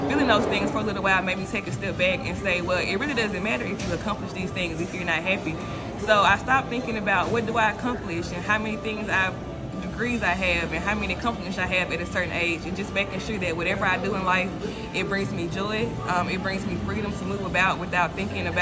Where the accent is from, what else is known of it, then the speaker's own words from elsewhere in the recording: Starkville, Mississippi, United States; moved away; I'm from Starkville